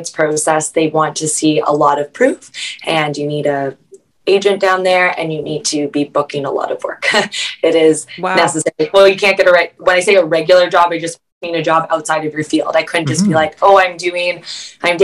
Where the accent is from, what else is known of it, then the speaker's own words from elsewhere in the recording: Vancouver, British Columbia, Canada; I'm from Vancouver.